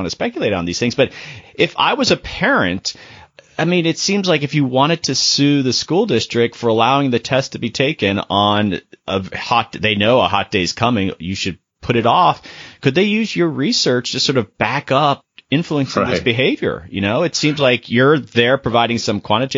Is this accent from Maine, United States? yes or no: no; Florida, United States; moved away; also born or lived in Georgia; Mainly grew up in Florida, but lived in Georgia for a while